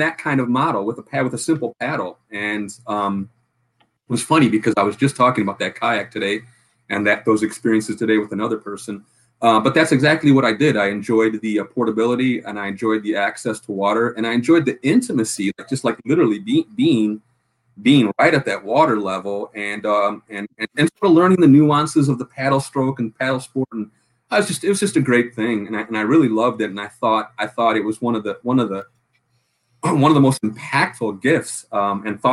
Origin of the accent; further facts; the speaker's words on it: Chicago, Illinois, United States; I'm from Chicago, Illinois